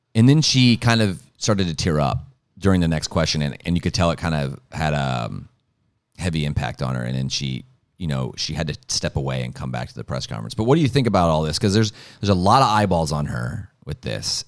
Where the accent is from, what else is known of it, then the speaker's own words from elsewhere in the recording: Ohio, United States; there's two in my home state